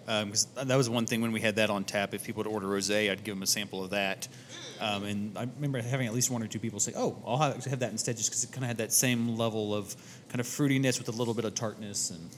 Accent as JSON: {"language": "English", "town": "Fort Worth", "region": "Texas", "country": "United States", "said": "we're from Fort Worth."}